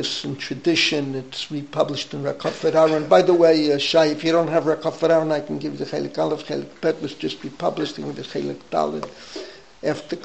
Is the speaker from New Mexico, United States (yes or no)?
no; New York City, New York, United States; I was growing up in the Bronx